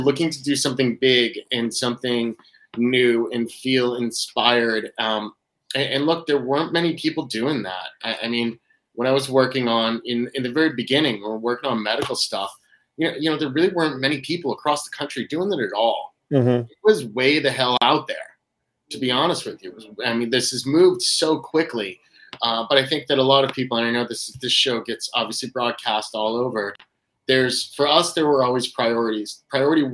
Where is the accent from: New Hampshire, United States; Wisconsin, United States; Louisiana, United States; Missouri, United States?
New Hampshire, United States; also born or lived in Boston / Connecticut; now in Massachusetts, United States; I'm a New England boy. Born and raised in New Hampshire